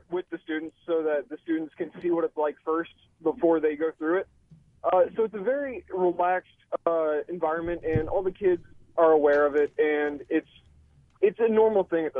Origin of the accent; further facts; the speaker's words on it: Barberton, Ohio, United States; I grew up in Barberton.